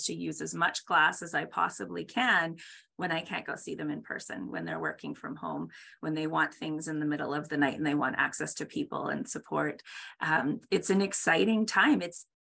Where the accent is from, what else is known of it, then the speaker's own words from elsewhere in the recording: Canada; I'm Canadian